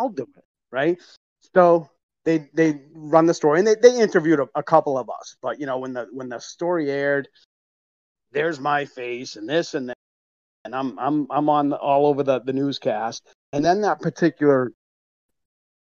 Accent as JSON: {"language": "English", "town": "Fitchburg", "region": "Massachusetts", "country": "United States", "tie": "born or raised there", "moved": "yes", "lives_now": "Connecticut, United States", "said": "my hometown newspaper in Fitchburg, Massachusetts"}